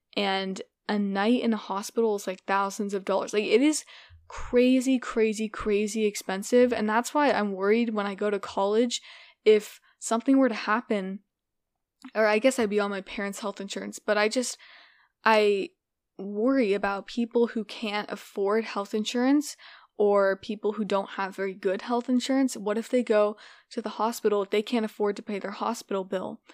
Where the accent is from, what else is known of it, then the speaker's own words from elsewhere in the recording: United States; I am an American